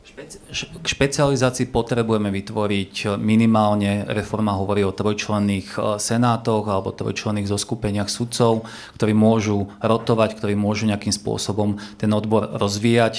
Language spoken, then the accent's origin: Slovak; Partizánske, Trenčín Region, Slovakia; Ja sám som z Partizánskeho